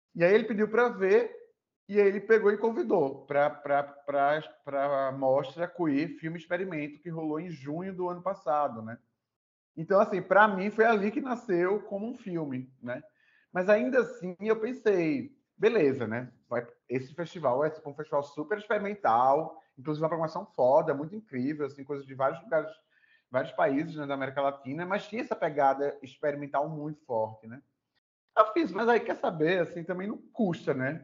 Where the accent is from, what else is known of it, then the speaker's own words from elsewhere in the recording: Recife, Pernambuco, Brazil; now in Natal, Brazil; Eu moro em Natal, né, já tem um, um tempo, sou de Recife, mas moro em Natal.